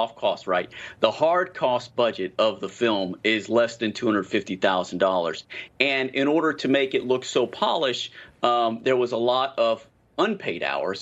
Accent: the South, United States; accent: Southern; so many of us in the United States and in the South, if you could tell from my accent

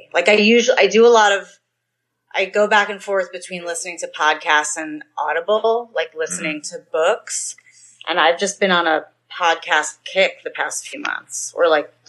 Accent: New York, United States; moved away; Well, I'm from New York.

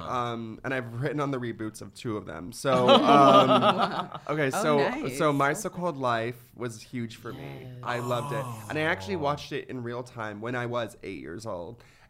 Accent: Ventura, California, United States; I grew up in Ventura

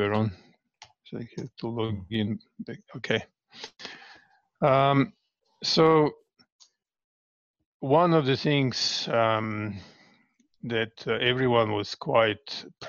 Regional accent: Belgrade, Serbia; moved away as an adult; now in Canberra, Australia; most of my life I lived in Belgrade, or Belgrade as it's known here, capital city.

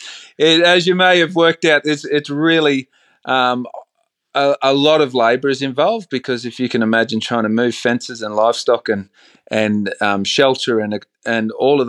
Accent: Bundaberg, Queensland, Australia; Look, I grew up in a town called Bundaberg, sort of central coastal Queensland, and we had a very simple life.

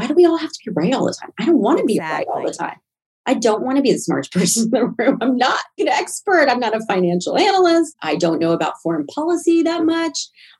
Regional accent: Southern US, United States; I think it actually helped me growing up in the South

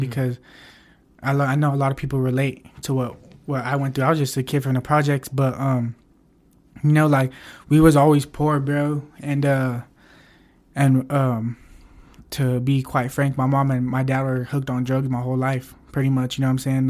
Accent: Pueblo, Colorado, United States; I'm born and raised here

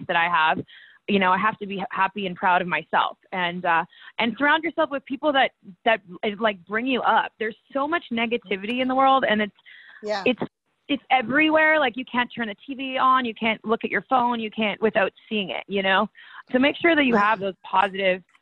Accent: Victoria, British Columbia, Canada; also born or lived in Calgary, Alberta; I'm from Victoria, BC

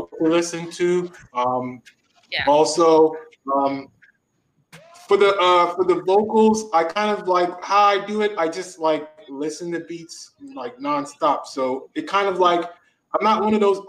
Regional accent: Silver Spring, Maryland, United States; also born or lived in Washington, D.C.; now in Miami, United States; I'm from Washington, D.C., Silver Spring, Maryland, now living in Miami.

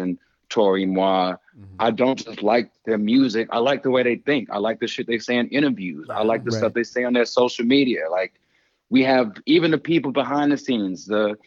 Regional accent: Houston, Texas, United States; moved away; also born or lived in Mexico City / Los Angeles; I was born and raised in Third Ward, Houston

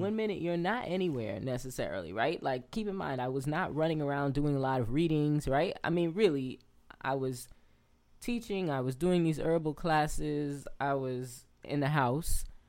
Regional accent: New York City, New York, United States; moved away as an adult; also born or lived in Lefrak City / Alabama / Atlanta / California; I'm born and raised in Queens.

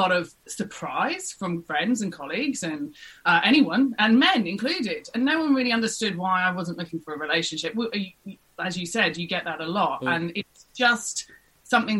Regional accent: England, United Kingdom; moved away as an adult; now in Australia; I'm a Brit through and through

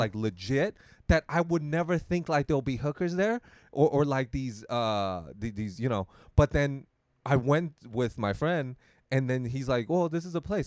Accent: Taiwan; Taiwan, we also have that thing

